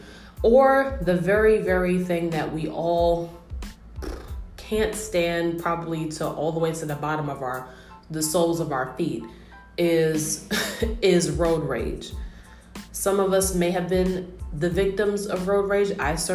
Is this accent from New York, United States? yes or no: yes; New York, United States; me being a New Yorker